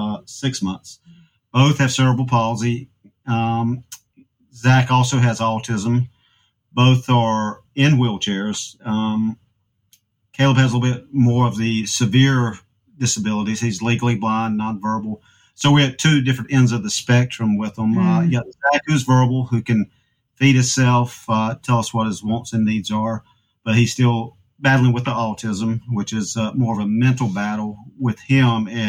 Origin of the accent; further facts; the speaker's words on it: Wilson, North Carolina, United States; We're from Wilson, North Carolina